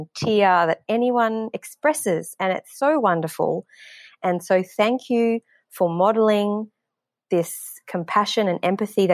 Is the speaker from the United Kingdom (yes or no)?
no; Melbourne, Victoria, Australia; now in Guyana; I'm from Melbourne, but I listen all the way in South America.